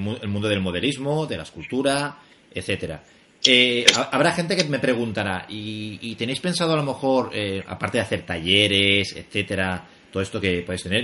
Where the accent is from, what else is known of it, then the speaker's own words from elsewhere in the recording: Barcelona, Catalonia, Spain; los dos somos de Barcelona